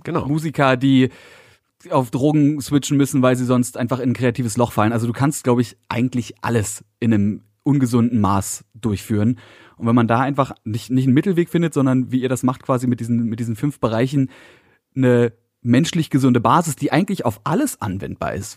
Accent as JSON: {"language": "German", "region": "Berlin", "country": "Germany", "said": "für mich als Berliner"}